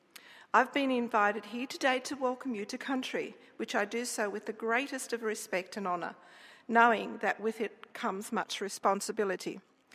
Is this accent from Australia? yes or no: yes; Australia; I was born and raised on the Aboriginal Reserve and under the Aboriginal Welfare Act.